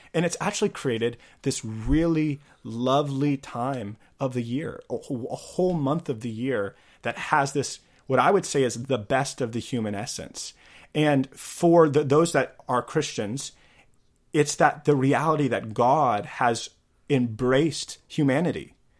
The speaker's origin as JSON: {"language": "English", "region": "Missouri", "country": "United States", "tie": "born or raised there", "said": "for me growing up in Missouri, you know, in the early two thousands"}